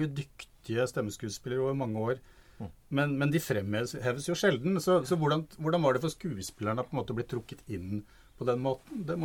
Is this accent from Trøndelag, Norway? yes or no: yes; Trøndelag, Norway; ja vi er jo trøndere ja, begge trønder, to.